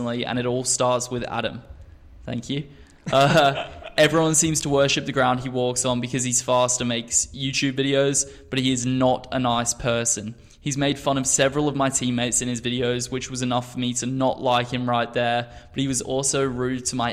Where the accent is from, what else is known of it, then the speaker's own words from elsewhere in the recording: Australia; also born or lived in England; now in United States; I grew up really in Australia from the age of 7, and we in Australia we do not have winter